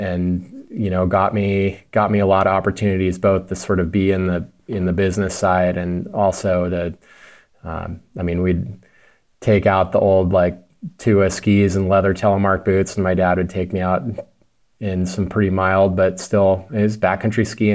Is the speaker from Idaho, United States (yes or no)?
yes; Ketchum, Idaho, United States; moved away; also born or lived in Montana; I was born and raised in the Wood River Valley, so, uh, Ketchum was what I considered hometown.